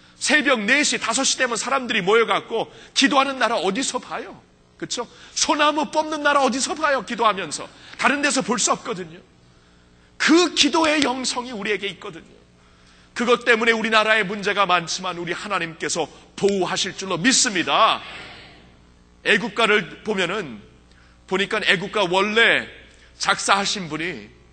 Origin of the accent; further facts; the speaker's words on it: United States; 저는 미국에서 자랐기 때문에